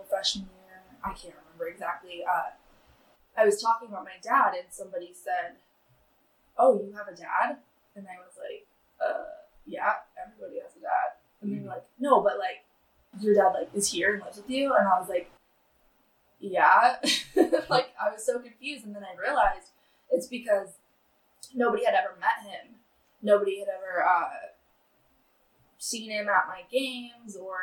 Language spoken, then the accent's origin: English; Soldotna, Alaska, United States; also born or lived in Sterling, Alaska; I'm from Soldana. I'm born and raised at the hospital